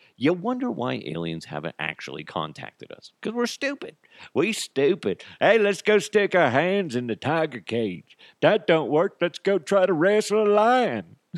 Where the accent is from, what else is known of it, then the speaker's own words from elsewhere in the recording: United States; I'm, I'm American